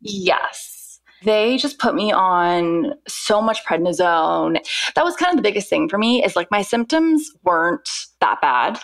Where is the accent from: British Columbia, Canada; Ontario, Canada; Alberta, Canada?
British Columbia, Canada; Vancouver; moved away as an adult; now in London, United Kingdom; I'm originally from Vancouver, Canada, born and raised, and I have been living in the UK for the past 10 years.